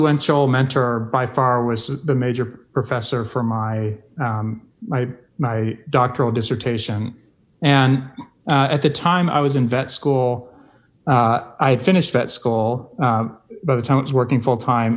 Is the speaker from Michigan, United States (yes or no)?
no; Tennessee, United States; moved away; I grew up in Tennessee